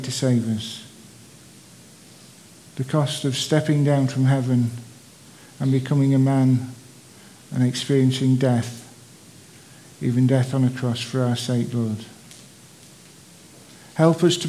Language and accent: English; Sheffield, Yorkshire and the Humber, United Kingdom; my hometown of Sheffield